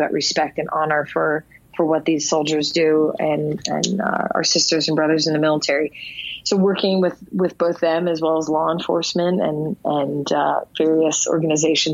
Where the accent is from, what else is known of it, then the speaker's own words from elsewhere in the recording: Philadelphia, Pennsylvania, United States; I'm from Philadelphia